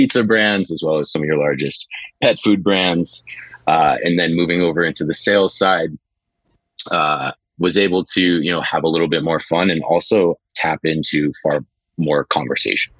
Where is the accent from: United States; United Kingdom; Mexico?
United States; New Hampshire; now in New York City, United States; I grew up in New Hampshire. I live here in New York City.